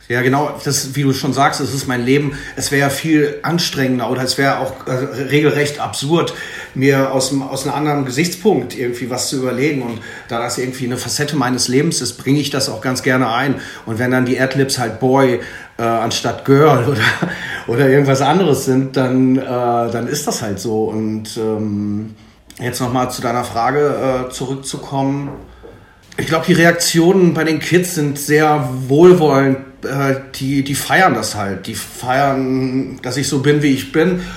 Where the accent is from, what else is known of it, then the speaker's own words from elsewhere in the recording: Ruhr area, North Rhine-Westphalia, Germany; Ich komme jetzt hier aus dem Ruhrgebiet